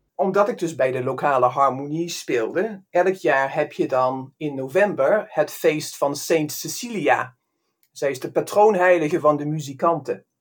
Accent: Limburg, Netherlands; accent: Limburgish; ik spreek nog steeds Limburgs en ik ben best trots op het feit

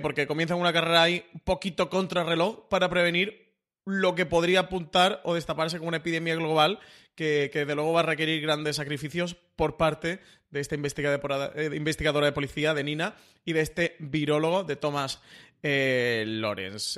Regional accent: Málaga, Andalusia, Spain; yo como buen malagueño

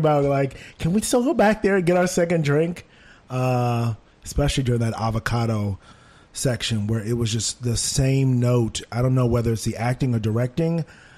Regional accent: New York, United States; maybe it's just me, maybe I'm a New Yorker, maybe he's enjoying it.

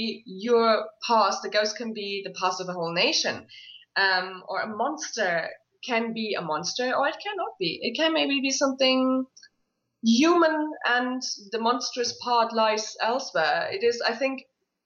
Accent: Isle of Skye, Scotland, United Kingdom; I grew up on the Isle of Skye, which is very heavy with legend and lore and fairy tales and scary tales

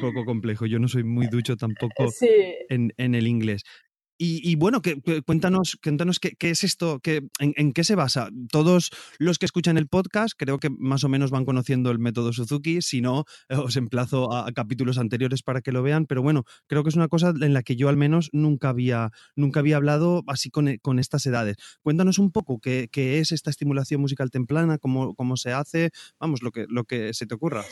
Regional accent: Valencia, Valencian Community, Spain; yo soy de Valencia

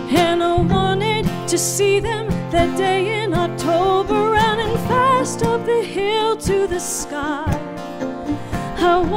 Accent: Baltimore, Maryland, United States; born there; I spent my childhood, I was born in Baltimore, and we lived, um, we had a cabin out in Deep Creek Lake, Maryland.

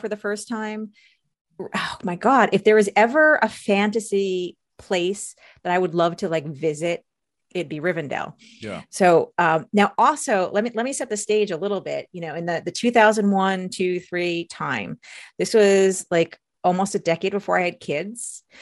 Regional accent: outside of New York City, United States; I grew up outside of New York City.

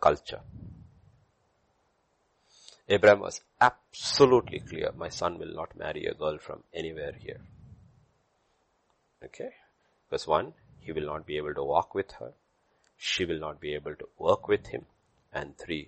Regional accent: South India, India; I'm Indian, absolutely Indian. I'm from South India.

